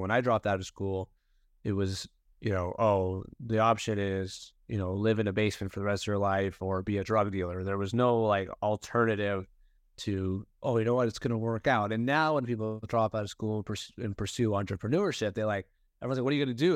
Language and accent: English; Toronto, Ontario, Canada; I was born and raised in Toronto, Canada